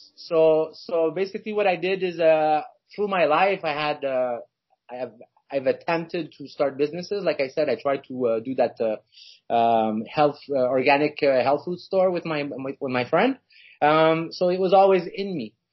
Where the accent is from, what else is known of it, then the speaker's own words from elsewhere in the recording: Montreal, Quebec, Canada; I'm from Montreal